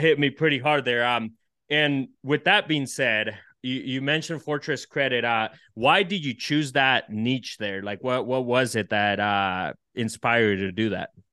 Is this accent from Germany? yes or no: no; El Salvador; now in United States; I come from El Salvador and dirt poor